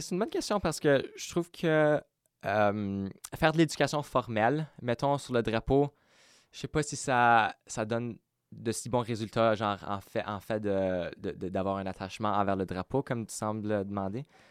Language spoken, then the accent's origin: French; Winnipeg, Manitoba, Canada; first language French; j'ai été élevé au Cré, j'ai été élevé dans à la bibliothèque de Saint-Boniface